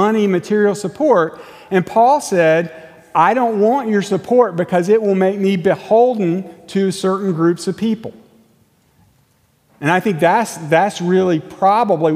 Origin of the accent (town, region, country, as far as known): United States